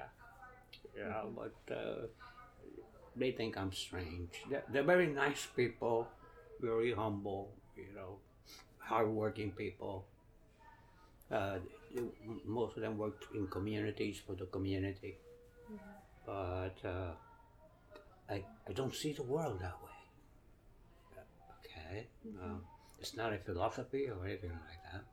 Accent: New York City, New York, United States; also born or lived in Ponce, Puerto Rico / Connecticut; A lot of it, yes, because I always returned to Brooklyn

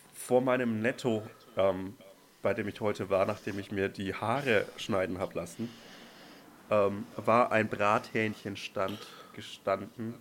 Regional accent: Franconian Switzerland, Franconia, Bavaria, Germany; moved away; da, wo ich herkomme

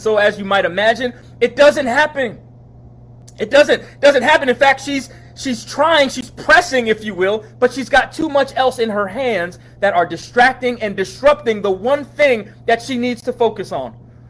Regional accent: New York, United States; moved away as an adult; now in Charlottesville, United States; We ain't from around here. 1997. As I near a close, I came here from New York, here being Charlottesville, a student at the University of Virginia

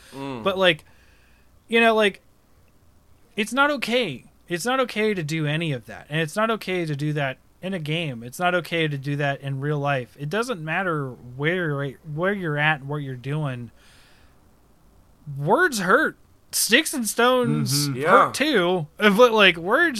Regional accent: Ohio, United States; I am from the Shawnee tribe here in Ohio. And granted, I'm a mix, obviously. But, like, I grew up in the tribe.

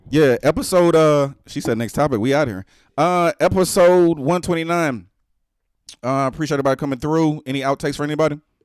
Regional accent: Texas, United States; I'm from the South, Texas

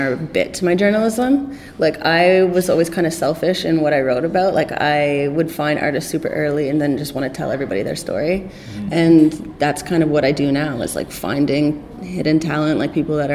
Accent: Toronto, Ontario, Canada; I'm from Toronto, I speak the same language as you

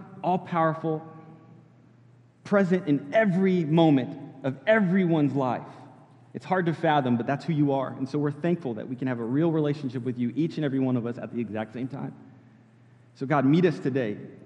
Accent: California, United States; moved away as an adult; now in Florida, United States; I grew up in California and moved to Florida when I was about 19, 20 years old

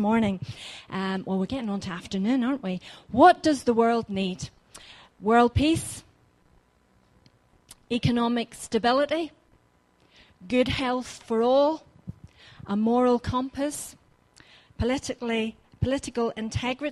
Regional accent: Ballymena, Northern Ireland, United Kingdom; moved away as an adult; now in North Devon, United Kingdom; I am living in North Devon, but I'm originally from Northern Ireland. Didn't have the privilege of living in Bangor, ended up in Ballymena

